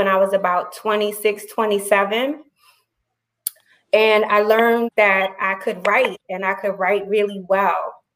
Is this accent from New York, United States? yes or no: yes; New York City, New York, United States; now in Virginia, United States; I am from the Bronx originally. I'm now living in Virginia. I grew up during the middle of all that was happening in hip hop.